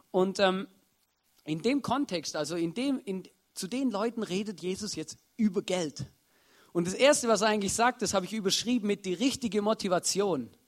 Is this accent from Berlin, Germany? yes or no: no; Baden-Württemberg, Germany; ich bin Schwabe und bei den Schwaben gibt es sowas